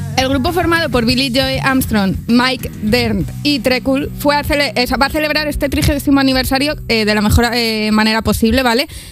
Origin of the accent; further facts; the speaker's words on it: Zamora, Castile and León, Spain; soy de Zamora